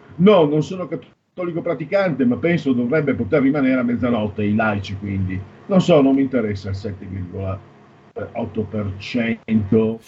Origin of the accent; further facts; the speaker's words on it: Pordenone area, Friuli-Venezia Giulia, Italy; dalle mie parti non ti dico, Pordenone è un misto